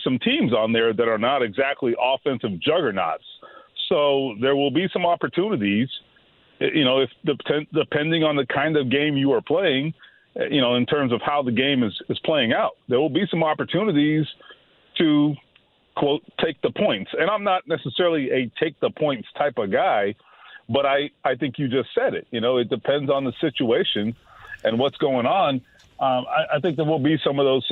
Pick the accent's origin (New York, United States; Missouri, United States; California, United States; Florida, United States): Florida, United States; South; growing up in South Florida